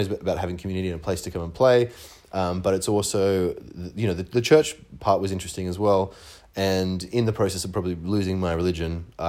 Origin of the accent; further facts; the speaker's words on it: Ben Lomond, New South Wales, Australia; also born or lived in Glen Innes, New South Wales; I actually grew up in a little town outside of there called Ben Lomond, which was a really small town, for farming country.